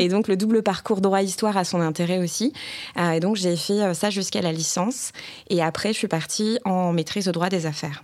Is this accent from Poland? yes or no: no; Bordeaux, Nouvelle-Aquitaine, France; Je suis originaire de Bordeaux, j'en suis assez fière. Donc je dis rose, poche et chocolatine.